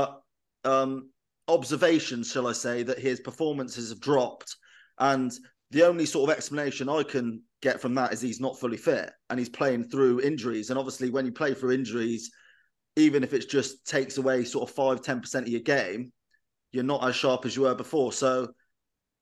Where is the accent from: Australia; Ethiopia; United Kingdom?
United Kingdom; England; as an Englishman